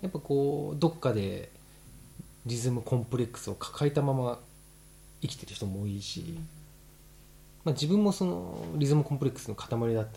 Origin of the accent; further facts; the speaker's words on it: Japan; 日本育ち